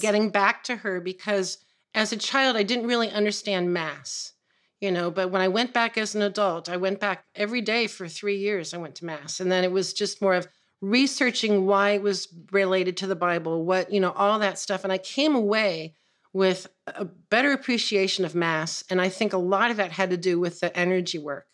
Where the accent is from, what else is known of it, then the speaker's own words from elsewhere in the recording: San Francisco, California, United States; growing up in the nineteen sixties in San Francisco